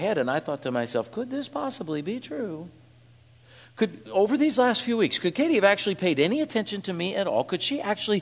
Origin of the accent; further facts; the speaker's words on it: Iowa, United States; I was from Iowa.